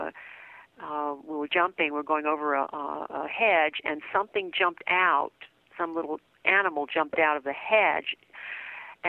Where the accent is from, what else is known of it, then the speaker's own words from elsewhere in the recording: New Orleans, Louisiana, United States; I was raised in New Orleans, and that's where my family is